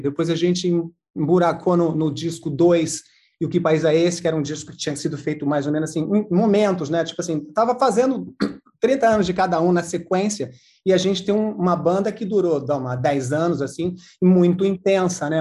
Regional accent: interior of São Paulo, Brazil; now in Rio de Janeiro, Brazil; eu sou do interior de São Paulo

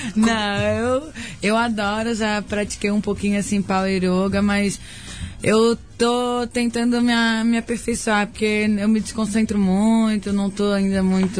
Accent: Florianópolis, Santa Catarina, Brazil; accent: Floripa; sou catarina, mas eu acho que eu tenho esse cantadinho é de Floripa mesmo

